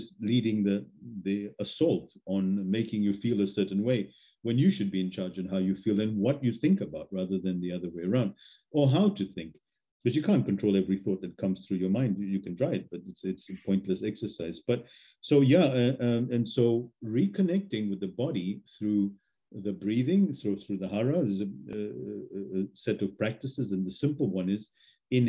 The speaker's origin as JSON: {"language": "English", "country": "Australia", "tie": "born or raised there", "said": "I was raised in Australia"}